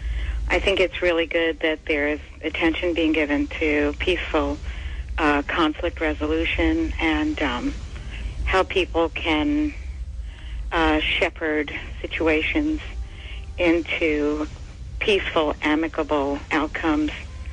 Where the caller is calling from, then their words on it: New York City, New York, United States; I'm calling from the Bronx.